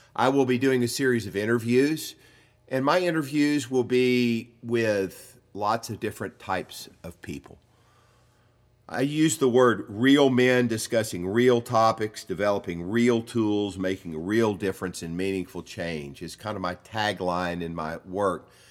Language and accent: English; the South, United States; I grew up in the South, and I grew up with all the myths that go along